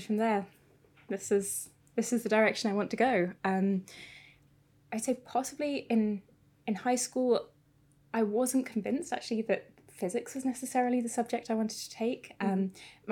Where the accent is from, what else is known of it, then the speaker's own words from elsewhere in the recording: South Lincolnshire, East Midlands, United Kingdom; now in Cambridge, United Kingdom; I am originally from South Lincolnshire, so not far from Cambridge.